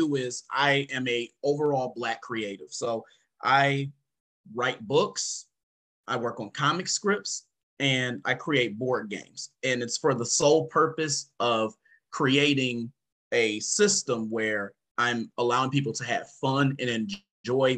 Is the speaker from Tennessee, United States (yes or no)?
no; Oak Park, Michigan, United States; So I grew up in Oak Park, Michigan